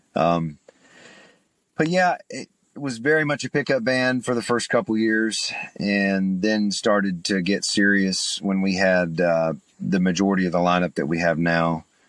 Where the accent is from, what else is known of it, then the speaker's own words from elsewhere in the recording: Chattanooga, Tennessee, United States; moved away as an adult; now in Nashville, United States; I'm from East Tennessee. I'm from Chattanooga, so not a very far drive, about 150 miles.